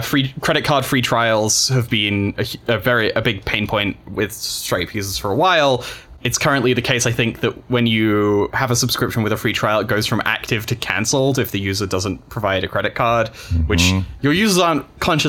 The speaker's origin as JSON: {"language": "English", "country": "United Kingdom", "said": "being British and gay"}